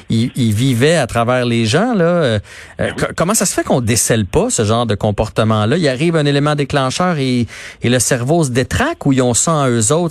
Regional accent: Quebec, Canada; mais cette histoire qui nous a euh, tous, en tant que Québécois, pendant une dizaine de jours, ça nous a envahi l'esprit

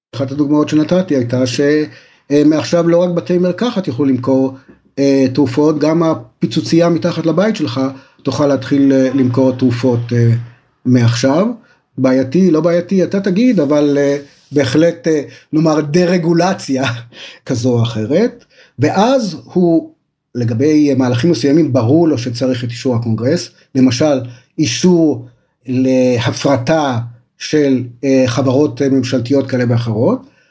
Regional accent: Israel

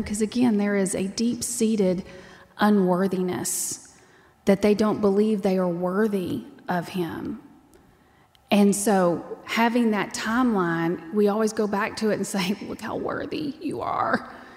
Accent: Texas, United States; I'm from Texas and that's how we talk

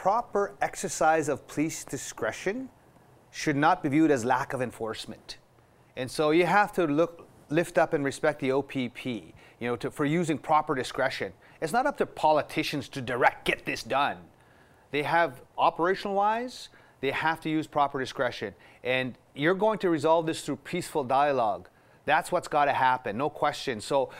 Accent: Canada; So I would say it's coming together because we're all in this together as Canadian people, you know, as First Nations people and non-Indigenous people.

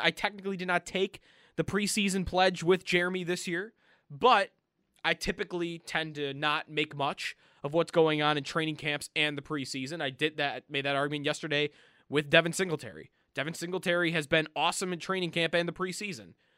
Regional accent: Orchard Park, New York, United States; I am from Orchard Park. I grew up walking distance from the stadium.

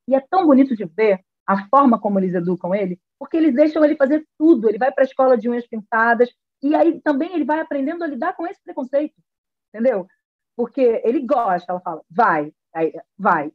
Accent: Rio de Janeiro, Brazil; tenho 35 anos, sou do Rio de Janeiro.

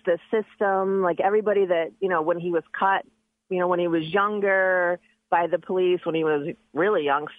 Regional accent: Medina, Ohio, United States; now in Wadsworth, United States; I grew up in Medina

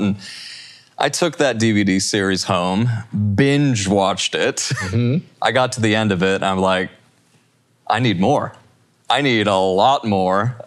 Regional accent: Salt Lake City, Utah, United States; I come into the world and I was born in Salt Lake City, Utah

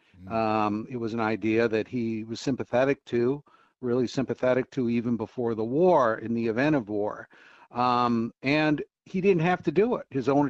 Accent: Robbinsdale, Minnesota, United States; moved away; also born or lived in Crystal, Minnesota; it's pleasant to talk to somebody in my hometown. I grew up in Robbinsdale and then Crystal.

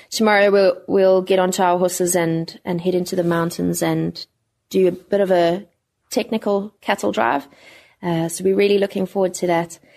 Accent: Durban, KwaZulu-Natal, South Africa; Afrikaans is a second language; Ek is soutie van Durban af en as ek mag, ek gaan ek uh, in Engels praat.

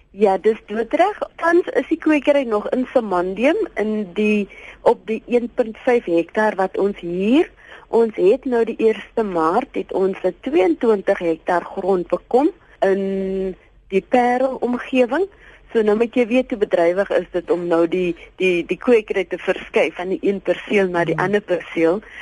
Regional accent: Abbotsdale, Western Cape, South Africa; Ek is eintlik van Abbotstyle, net so by die Kenmarmsbury, dis 'n klein sendingstorpie. Dis waar ek groot geword

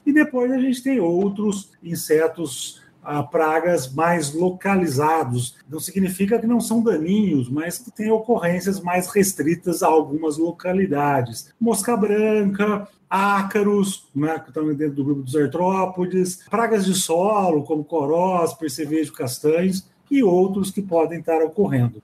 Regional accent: Espírito Santo do Pinhal, São Paulo, Brazil; also born or lived in Jaboticabal, São Paulo / Ribeirão Preto, São Paulo; na Faculdade de Espírito Santo do Pinhal, São Paulo, uma faculdade que eu morro de paixão por ela até hoje, na cidade onde eu nasci

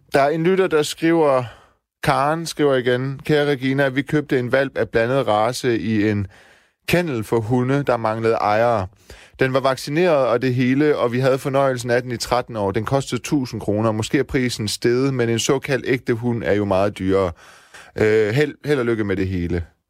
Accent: Silkeborg, Central Denmark Region, Denmark; moved away; Jeg er vokset op også i Vildekvarter i Silkeborg med baghave ud til skov.

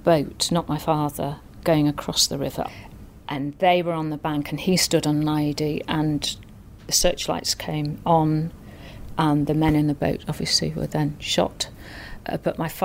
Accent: North Wales, United Kingdom; I grew up in North Wales, a tiny town in North Wales.

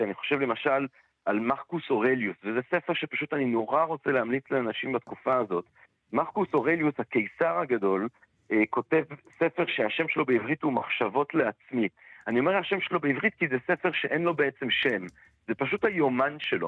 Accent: Antwerp, Flanders, Belgium; now in Israel; אני מאנטרפן, אז גדלתי כזה בעולם שכל הסבתות והסבות של כולם בגדול היו שורדי שואה

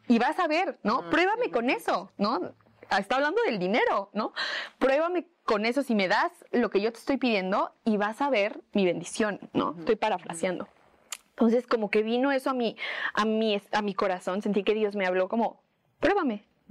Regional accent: Mexico; una mexicana limitada

